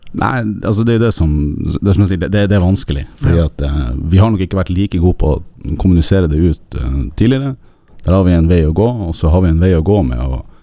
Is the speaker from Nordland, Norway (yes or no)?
yes; Narvik, Nordland, Norway; moved away; nå er jeg fra Narvik